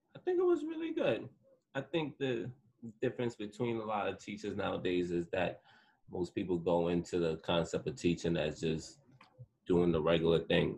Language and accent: English; Mount Vernon, New York, United States; I'm from Mount Vernon in Westchester.